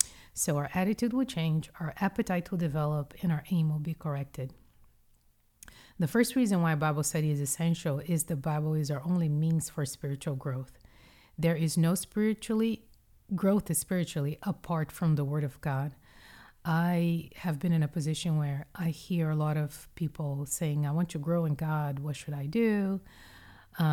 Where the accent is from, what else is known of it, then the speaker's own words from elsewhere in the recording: Brazil; now in United States; When I grew up in Brazil, I grew up eating French bread for breakfast. And when I came to the States and I had some health issues with high blood pressure